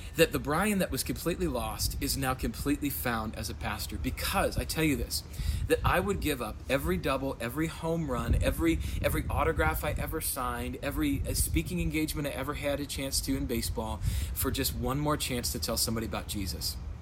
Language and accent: English; Rapid City, South Dakota, United States; moved away as an adult; also born or lived in Sioux Falls / Chicago, Illinois; I am from Rapid City, South Dakota. That's where I was born and raised.